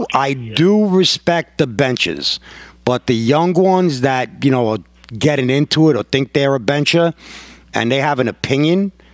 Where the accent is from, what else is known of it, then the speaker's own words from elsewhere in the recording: New York, United States; I'm like, yo, I'm from New York. I don't give a fuck what you think.